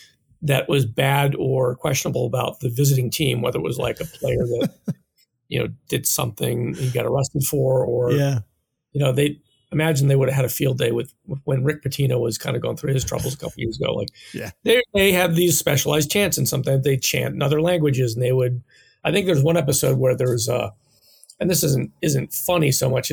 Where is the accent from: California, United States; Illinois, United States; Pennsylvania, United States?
Pennsylvania, United States; moved away; also born or lived in Chicago; I grew up in Pennsylvania, which is a really hard state to wrestle